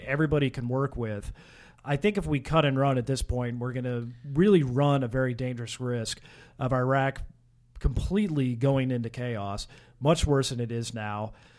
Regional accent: Kansas, United States; I was from Kansas

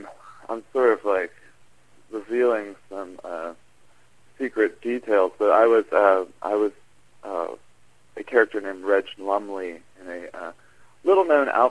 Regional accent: Overland Park, Kansas, United States; I grew up in Overland Park

